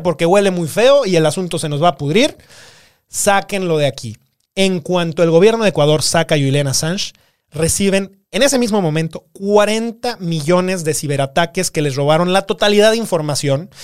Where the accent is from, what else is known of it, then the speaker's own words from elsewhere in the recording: Guanajuato, Mexico; nosotros somos de Guanajuato